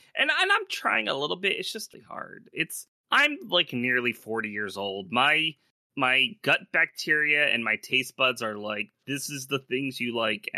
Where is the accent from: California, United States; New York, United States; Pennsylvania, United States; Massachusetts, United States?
Pennsylvania, United States; Philadelphia; moved away as an adult; I'm from Philly